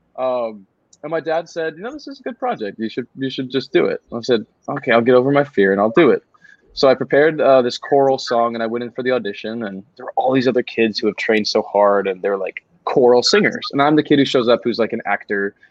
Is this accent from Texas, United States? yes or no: yes; College Station, Texas, United States; College Station, which is my hometown